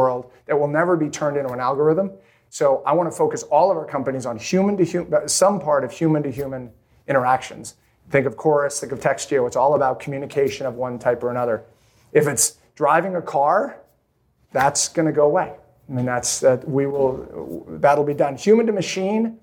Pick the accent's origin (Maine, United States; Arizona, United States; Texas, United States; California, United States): Maine, United States; I grew up in Maine